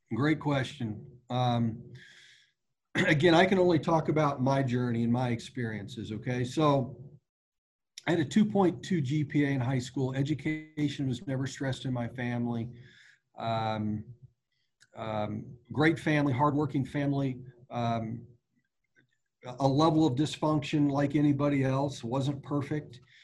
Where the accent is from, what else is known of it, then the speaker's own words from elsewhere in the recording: Wichita, Kansas, United States; I was born in Wichita, Kansas. The Royals were my boyhood team.